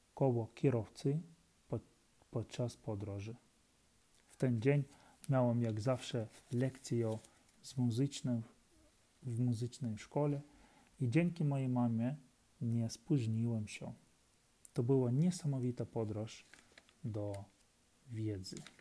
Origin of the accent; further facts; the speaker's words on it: Ukraine; Polish is a second language; moved away as an adult; now in Warsaw, Poland; mam 35 lat i jestem z Ukrainy. Przyjechałem do Polski 3,5 e, lat, roku temu